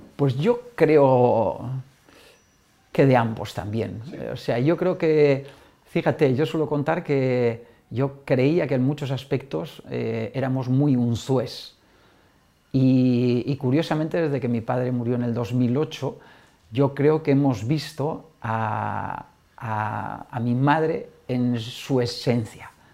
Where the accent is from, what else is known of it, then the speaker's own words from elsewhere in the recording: Navarre, Spain; moved away; mi tierra ¿no? y del equipo de mi tierra, Osasuna